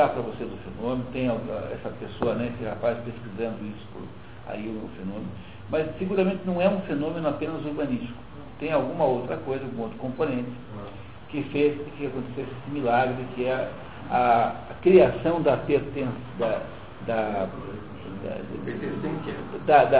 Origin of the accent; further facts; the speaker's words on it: Curitiba, Paraná, Brazil; eu sou curitibano